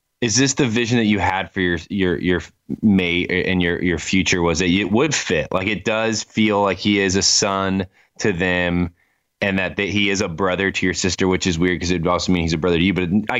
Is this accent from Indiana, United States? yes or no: yes; Winona Lake, Indiana, United States; now in Denver, United States; I'm not home very often, like to my hometown